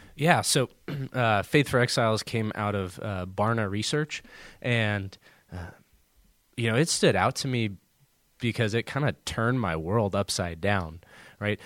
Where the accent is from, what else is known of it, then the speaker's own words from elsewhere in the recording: Southern California, United States; moved away as an adult; also born or lived in Arizona / Houston, Texas; now in Columbus, Indiana, United States; I grew up in Southern California